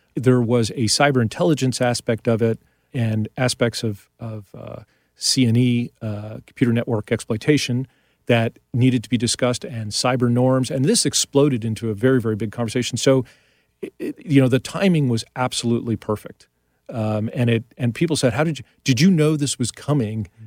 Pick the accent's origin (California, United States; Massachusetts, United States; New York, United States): New York, United States; I grew up in New York